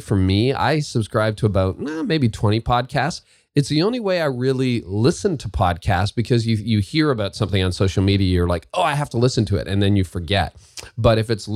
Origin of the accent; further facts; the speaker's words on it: Canada; I say that as a Canadian